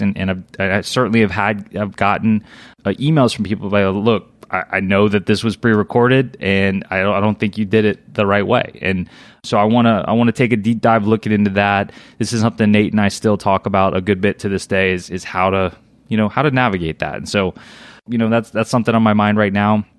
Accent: Louisiana, United States; I was born and raised in Louisiana.

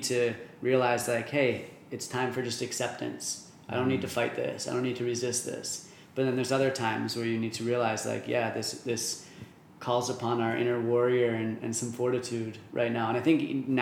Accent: New Jersey, United States; moved away as an adult; also born or lived in Michigan; now in Arizona, United States; I'm from New Jersey originally

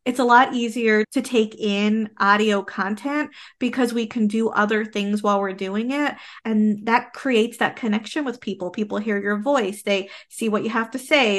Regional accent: Canada

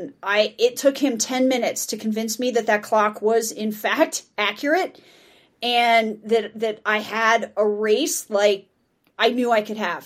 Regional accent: Denver, Colorado, United States; I'm from Denver.

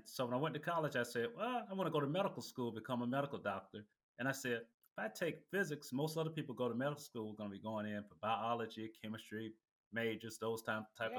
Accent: LaGrange, Georgia, United States; also born or lived in Newnan, Georgia; I was born in Georgia, in a small town called Newnan, Georgia. Grew up in LaGrange, Georgia

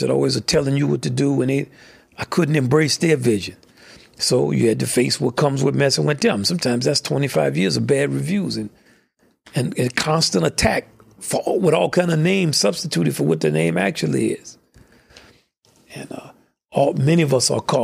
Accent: the South, United States; I'm from the South. I grew up in segregation.

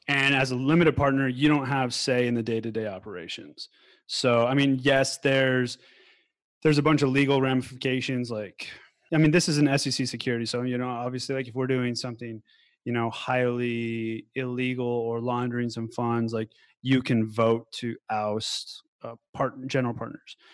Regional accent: Denver, Colorado, United States; born or raised there; now in Thailand

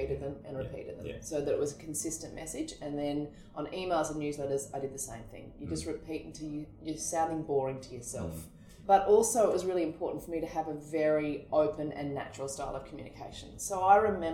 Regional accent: Queensland, Australia; I'm from Queensland

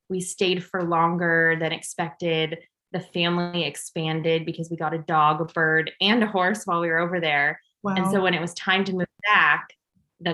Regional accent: Los Angeles, California, United States; I grew up in North Hollywood, California

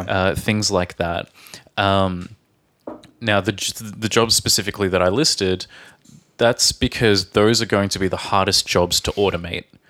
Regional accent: Australia; from Australia.

